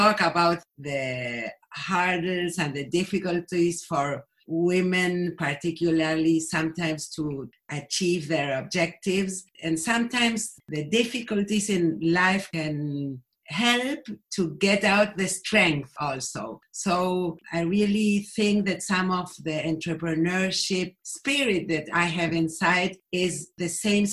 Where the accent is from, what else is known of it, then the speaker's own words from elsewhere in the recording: Buenos Aires, Argentina; English is a second language; I live in Buenos Aires. I was born in Buenos Aires, but my parents, both of them, were immigrants from Germany